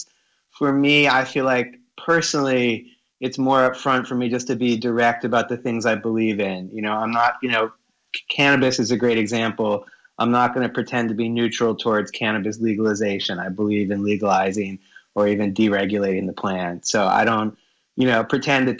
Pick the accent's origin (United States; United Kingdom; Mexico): United States; Connecticut; where I was born in Connecticut